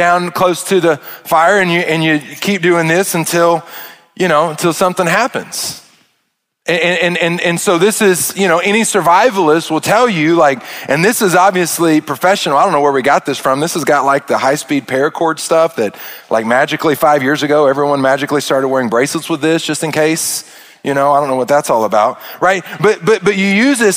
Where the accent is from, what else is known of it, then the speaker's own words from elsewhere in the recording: Arkansas, United States; I'm from Arkansas and I am a redneck